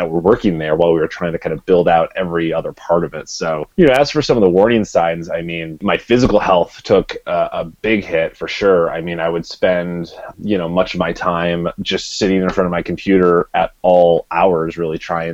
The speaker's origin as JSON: {"language": "English", "region": "Midwest", "country": "United States", "tie": "born or raised there", "said": "I grew up in the Midwest, my dad worked in a factory"}